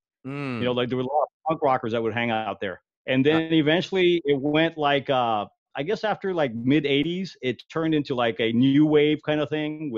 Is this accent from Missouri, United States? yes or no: no; Los Angeles, California, United States; I was in Fairfax, man. That's where I kind of grew up in that area